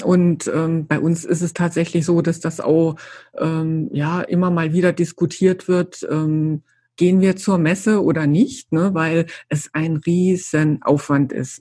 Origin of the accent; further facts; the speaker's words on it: Saarland, Germany; moved away; als ich damals äh, hierher gezogen bin, ich komme ja aus dem Saarland eigentlich